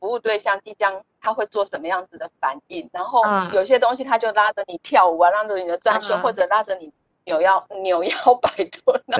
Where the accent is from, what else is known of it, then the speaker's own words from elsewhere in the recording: Kaohsiung, Taiwan; moved away as an adult; now in Hsinchu, Taiwan; 我是高雄人。